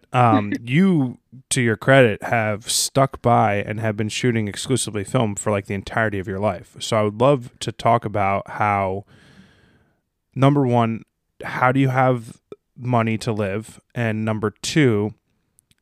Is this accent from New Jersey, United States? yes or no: yes; North Caldwell, New Jersey, United States; North Caldwell